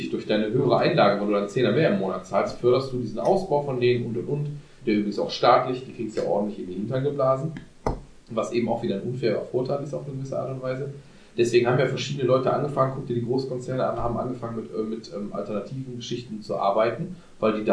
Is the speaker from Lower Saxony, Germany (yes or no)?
no; Düsseldorf, North Rhine-Westphalia, Germany; als gebürtiger Düsseldorfer